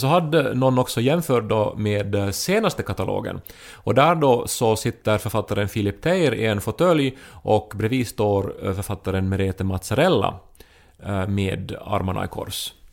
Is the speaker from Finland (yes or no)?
yes; Pedersöre, Ostrobothnia, Finland; moved away as an adult; also born or lived in Turku; now in Helsinki, Finland; när jag var liten och, och i Pedersöre, man använde ju verkare till vardag och fest